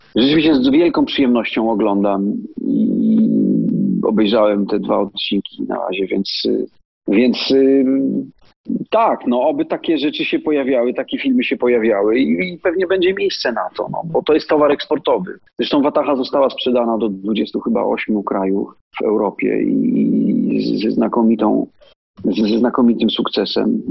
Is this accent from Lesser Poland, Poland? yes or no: yes; Nowy Targ, Lesser Poland, Poland; Ja jestem z Nowego Targu